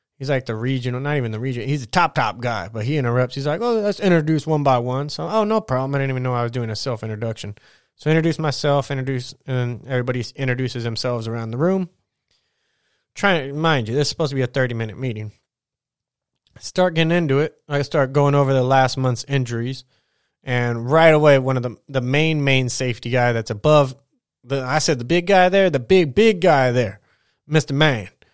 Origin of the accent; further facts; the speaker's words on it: United States; as an American